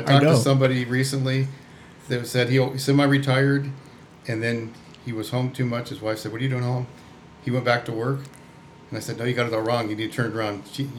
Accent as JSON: {"language": "English", "town": "Phoenix", "region": "Arizona", "country": "United States", "tie": "born or raised there", "said": "I was born here in Phoenix, Arizona. Been here my whole life."}